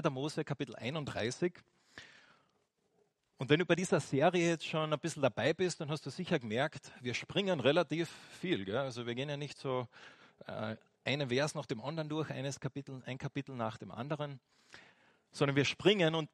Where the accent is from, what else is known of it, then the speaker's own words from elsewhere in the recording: Austria; Und bei uns in Österreich ist es jetzt nicht so extrem äh, am Sonntag, da ist schon noch das eine oder andere offen, gell?